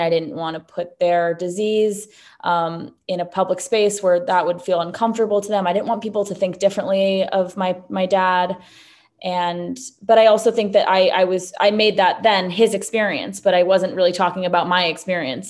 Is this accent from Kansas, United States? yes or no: no; New York City, New York, United States; also born or lived in Los Angeles, California; I myself was born and raised in New York City